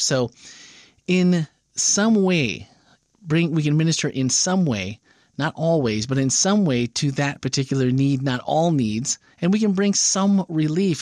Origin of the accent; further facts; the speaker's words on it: Wisconsin, United States; now in Florida, United States; Growing up in Wisconsin